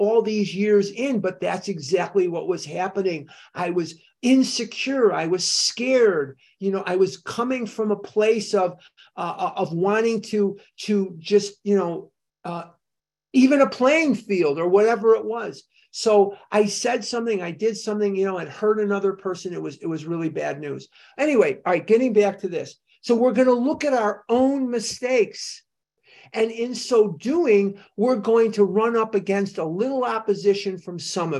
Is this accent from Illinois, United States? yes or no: yes; Chicago, Illinois, United States; I grew up in Chicago. I'm a Chicagoan through and through, Northside Mather High School, class of 72.